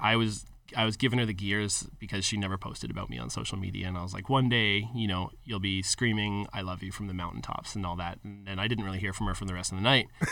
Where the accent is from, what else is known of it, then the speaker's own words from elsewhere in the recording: Calgary, Alberta, Canada; a local company from my hometown of Calgary